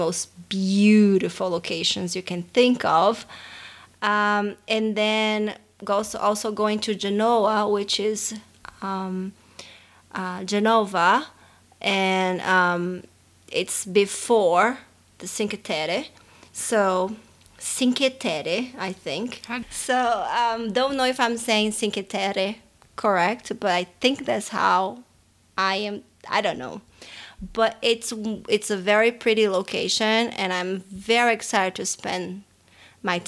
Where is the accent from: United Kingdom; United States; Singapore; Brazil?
Brazil; Fortaleza, Ceará; accent: Brazilian; first language Portuguese; English is a second language; moved away; I was born and raised in Fortaleza, Brazil. Fortaleza, Ceará, Brazil